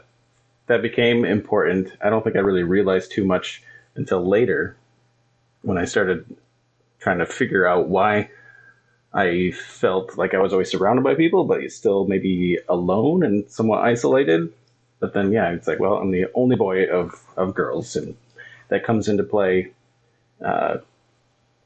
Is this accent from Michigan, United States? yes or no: yes; Kalkaska, Michigan, United States; I grew up in Calvary Baptist Church in Kalkaska. It's from where I'm sitting, it's that way.